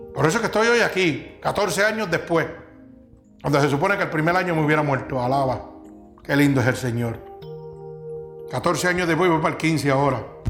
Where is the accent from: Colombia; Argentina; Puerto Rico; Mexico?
Puerto Rico; Vega Baja; aquí hay gente que somos de Vega Baja